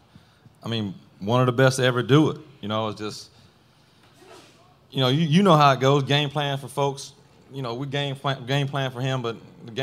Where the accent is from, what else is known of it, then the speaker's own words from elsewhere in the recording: Bell, Florida, United States; I'm from Bell, little old town, and I go to Gainesville. Gainesville's not much bigger than Bell, but it's a little bit bigger, and it's the first time I've been away from home